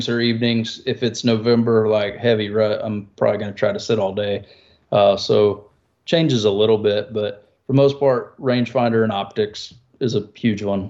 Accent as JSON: {"language": "English", "region": "South Georgia", "country": "United States", "tie": "born or raised there", "also_born_or_lived": "Missouri", "moved": "yes", "lives_now": "Nashville, United States", "said": "I grew up in South Georgia growing up bow hunting pigs"}